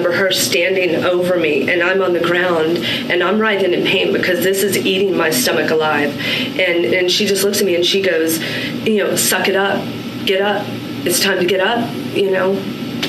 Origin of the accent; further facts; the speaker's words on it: United States; also born or lived in Washington, D.C. / Southern Maryland; I grew up in Washington, D.C., my first 9 years. And then my second 9 years after, that's when my father retired from the shadow government. And he moved us down to Southern Maryland.